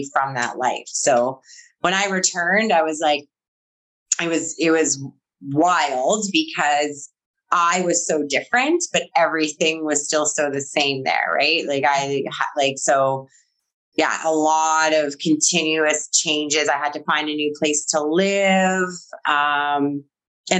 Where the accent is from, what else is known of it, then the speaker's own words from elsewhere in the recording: Manitoba, Canada; also born or lived in Alberta; So I'm from Manitoba and I was in Alberta.